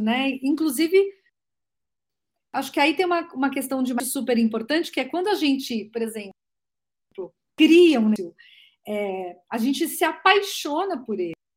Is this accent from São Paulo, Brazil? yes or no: yes; Santos, São Paulo, Brazil; sou nascida em Santos, tenho 52 anos, é, sou da praia